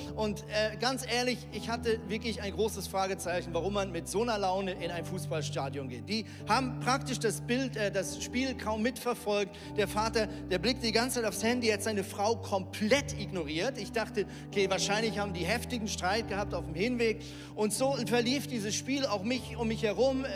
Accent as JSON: {"language": "German", "town": "Lemgo", "region": "North Rhine-Westphalia", "country": "Germany", "tie": "born or raised there", "also_born_or_lived": "Switzerland", "moved": "as an adult", "lives_now": "Hamburg, Germany", "said": "ich bin ja in Lemgo aufgewachsen"}